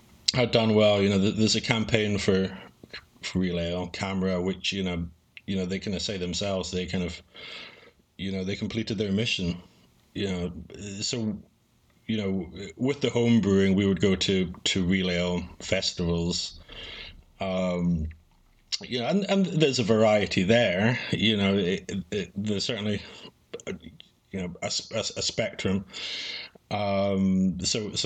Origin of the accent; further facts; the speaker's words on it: Edinburgh, Scotland, United Kingdom; moved away as an adult; also born or lived in Queensland, Australia; my hometown